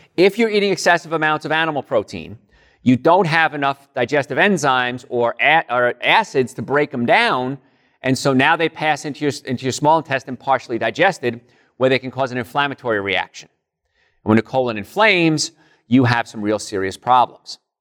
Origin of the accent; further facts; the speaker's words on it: Hoboken, New Jersey, United States; moved away; Hoboken, New Jersey originally